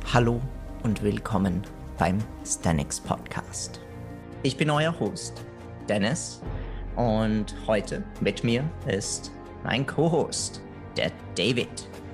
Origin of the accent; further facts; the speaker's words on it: Italy; now in Austria; weil ich Italiener bin